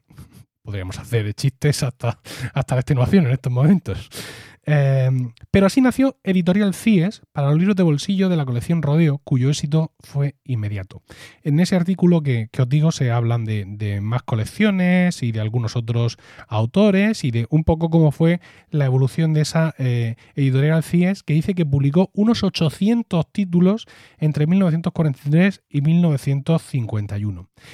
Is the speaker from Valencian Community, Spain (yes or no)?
no; Blanca, Region of Murcia, Spain; el Ayuntamiento de Blanca, que es mi pueblo